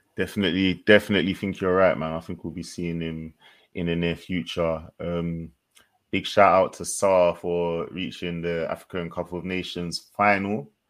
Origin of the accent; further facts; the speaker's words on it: Jamaica; as a Jamaican